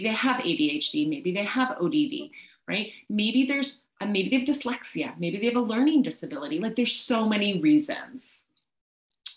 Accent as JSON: {"language": "English", "country": "Canada", "also_born_or_lived": "British Columbia", "said": "as a Canadian and a mama of a child who goes to a school in Canada"}